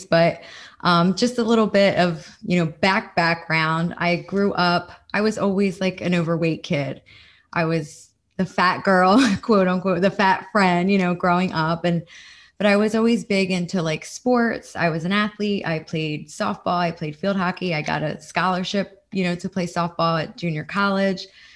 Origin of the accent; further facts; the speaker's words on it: New Jersey, United States; now in Florida, United States; I'm from New Jersey originally. I live in Florida now.